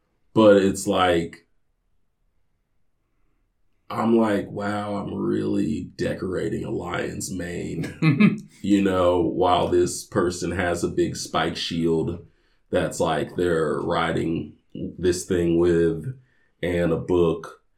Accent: Indianapolis, Indiana, United States; moved away

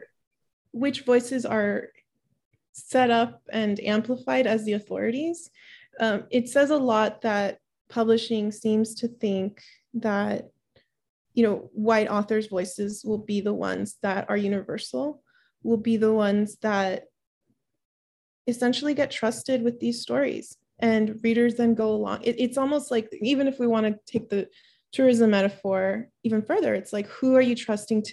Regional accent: Miami, Florida, United States; English is a second language; also born or lived in Peru; a young Peruvian, you know, girl growing up in Miami, only learning English

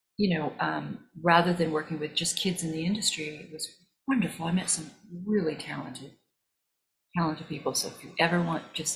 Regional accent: Missouri, United States; That was another part of our life growing up in Missouri

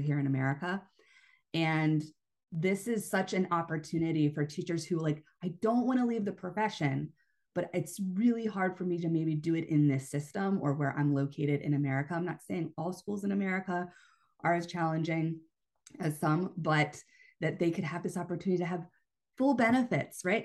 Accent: Pennsylvania, United States; moved away as an adult; also born or lived in Hawaii; I taught at a local high school in the area where I grew up in Pennsylvania

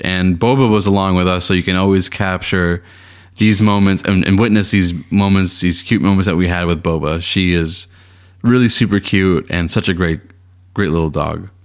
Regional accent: Boston, Massachusetts, United States; I grew up in Boston, in Boston, and then during my time at the Boston Public Schools

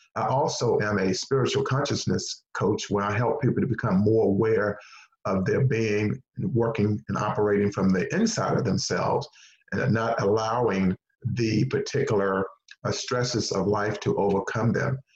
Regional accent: Henderson, North Carolina, United States; moved away; the school system where I grew up in Henderson, North Carolina

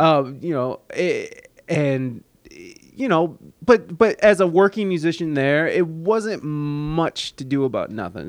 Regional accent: Toledo, Ohio, United States; moved away as an adult; also born or lived in San Diego; I moved away from Toledo in, like, two thousand six and moved to San Diego

